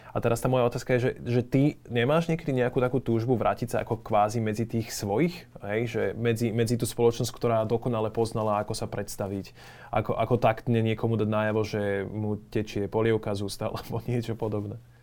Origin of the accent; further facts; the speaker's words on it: Slovakia; Sme my Slováci